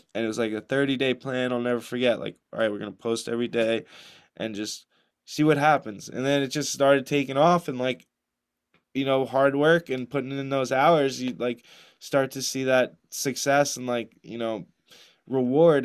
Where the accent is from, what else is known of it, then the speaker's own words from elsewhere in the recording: New Jersey, United States; I grew up in New Jersey